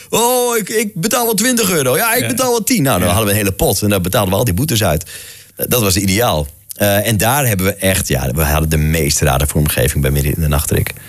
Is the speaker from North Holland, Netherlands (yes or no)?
no; Friesland, Netherlands; Toen dacht ik: Ja, ja ik kom uit Friesland. We moeten iets doen met het Friese volkslied.